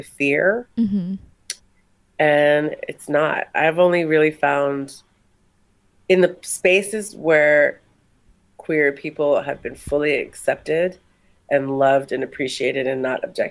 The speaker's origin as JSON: {"language": "English", "area": "Kauai", "region": "Hawaii", "country": "United States", "tie": "born or raised there", "moved": "yes", "said": "I'm from a very small island in the Pacific called Kauai."}